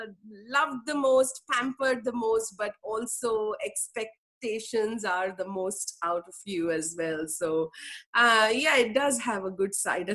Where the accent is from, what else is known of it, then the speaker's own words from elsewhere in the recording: Mumbai, Maharashtra, India; moved away as an adult; I was raised in Mumbai. Born in Mumbai, raised in Mumbai until the age of 21.